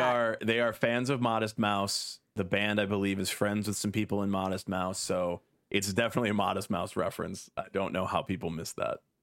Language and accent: English; United States; I am happy to do my part as an American